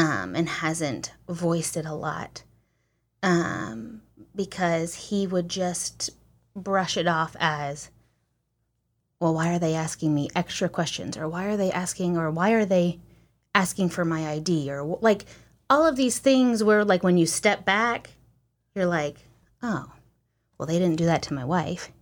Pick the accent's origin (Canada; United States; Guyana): United States; I'm American